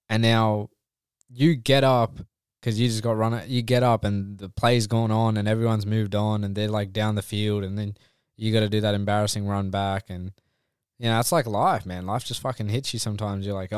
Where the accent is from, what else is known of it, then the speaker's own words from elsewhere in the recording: India; surely he knows I'm Indian.